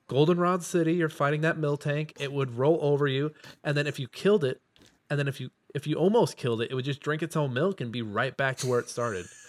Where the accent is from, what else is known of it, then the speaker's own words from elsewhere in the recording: Midwest, United States; I'm from the Midwest